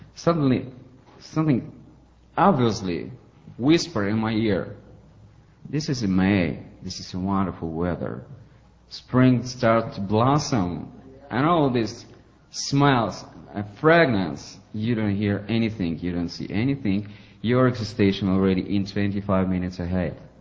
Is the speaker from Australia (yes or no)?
no; Ukraine; English is a second language; now in St. Petersburg, Russia; I'm from Ukraine originally. I was born there, but now I re- live in Russia, St. Petersburg.